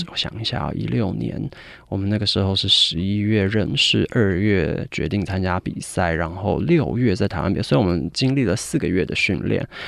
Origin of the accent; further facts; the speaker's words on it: United Kingdom; 我在英国长大，我其实十二岁就去英国了